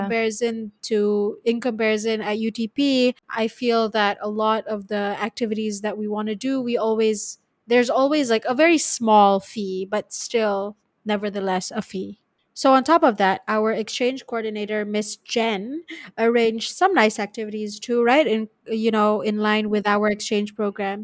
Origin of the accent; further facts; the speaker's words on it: Malaysia; when I came back from Lehigh, going back to Malaysia